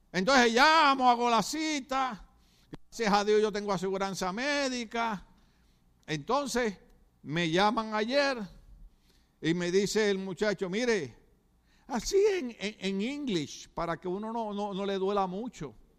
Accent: Puerto Rico; now in California, United States; mi país, Puerto Rico

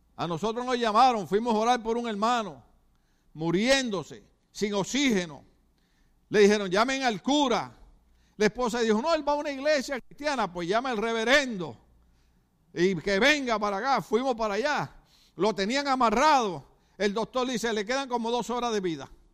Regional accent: Puerto Rico; now in California, United States; mi país, Puerto Rico

